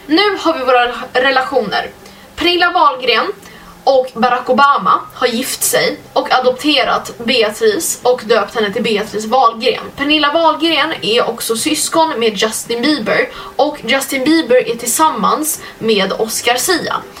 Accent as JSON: {"language": "Swedish", "town": "Skövde", "region": "Västra Götaland", "country": "Sweden", "said": "jag är från Skövde"}